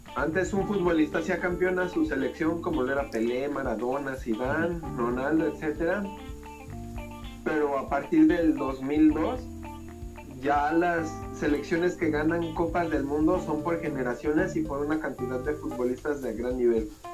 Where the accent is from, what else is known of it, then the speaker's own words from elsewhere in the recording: Mexico City, Mexico; moved away; la Ciudad de México, bueno, hace tiempo que ya no vivo allá